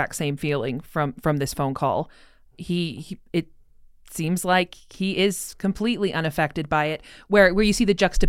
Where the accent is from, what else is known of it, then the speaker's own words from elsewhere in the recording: North Idaho, United States; I grew up in North Idaho